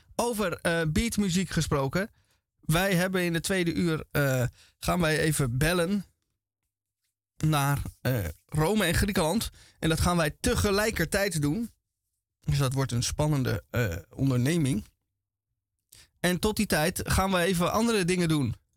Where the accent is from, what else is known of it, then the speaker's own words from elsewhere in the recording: Amsterdam, North Holland, Netherlands; ik uit Amsterdam kom